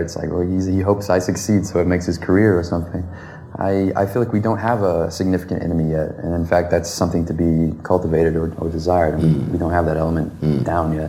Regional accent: the South, United States; I'm from the South

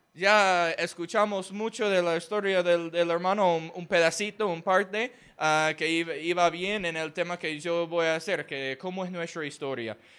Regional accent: Houston, Texas, United States; Spanish is a second language; yo soy del estado de Texas, ah, en los Estados Unidos. La ciudad se llama Houston.

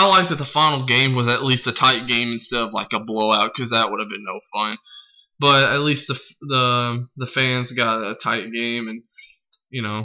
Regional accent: Arkansas, United States; moved away; I'm originally from Arkansas

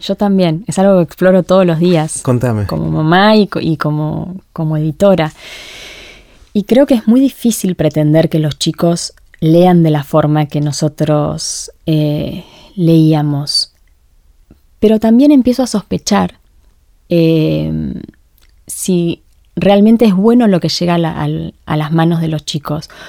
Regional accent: Argentina; somos argentinas

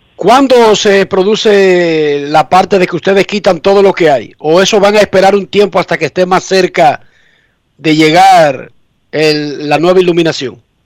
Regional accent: Dominican Republic; yo soy dominicano

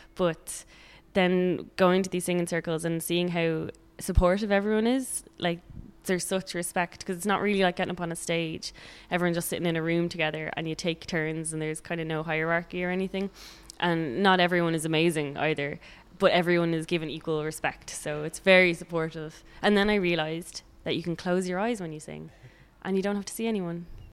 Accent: Dublin, Leinster, Ireland; now in Sligo, Ireland; I'm from Dublin, but I moved to Sligo

